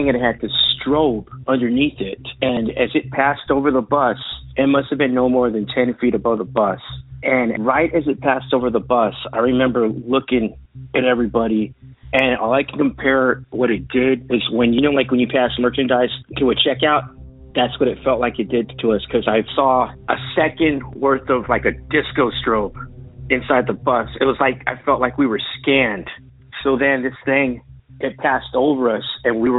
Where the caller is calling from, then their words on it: San Antonio, Texas, United States; I'm calling from San Antonio, Texas